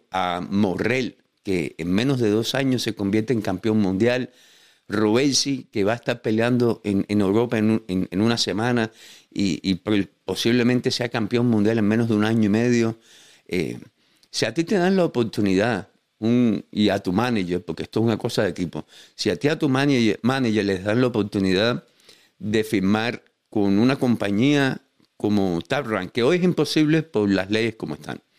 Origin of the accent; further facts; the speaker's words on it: Cuba; porque yo sé cómo es Cuba, porque yo nací y crecí en Cuba.